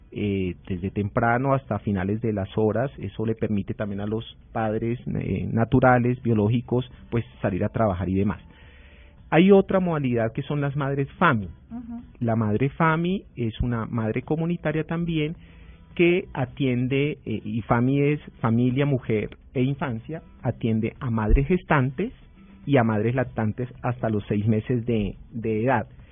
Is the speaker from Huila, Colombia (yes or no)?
yes; Huila, Colombia; yo soy huilense